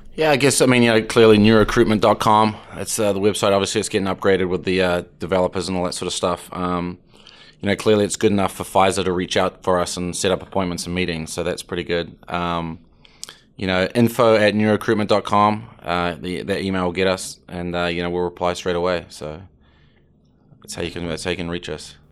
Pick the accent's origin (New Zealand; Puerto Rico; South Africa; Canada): New Zealand; now in Atlanta, United States; I'm from New Zealand